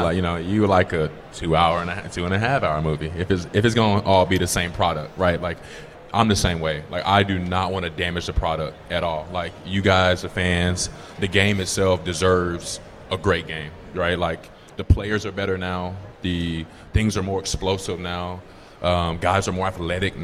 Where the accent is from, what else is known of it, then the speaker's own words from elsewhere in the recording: Atlanta, Georgia, United States; I'm from Atlanta